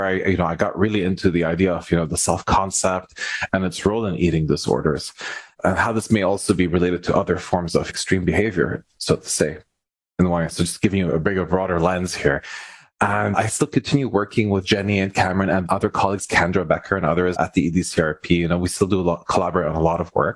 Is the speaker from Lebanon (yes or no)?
yes; Lebanon; also born or lived in Montreal, Canada; now in Ottawa, Canada; I'm originally from the Middle East in Lebanon. I was born there.